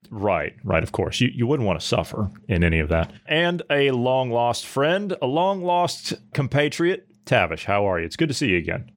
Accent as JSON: {"language": "English", "region": "Ohio", "country": "United States", "said": "I come from Ohio"}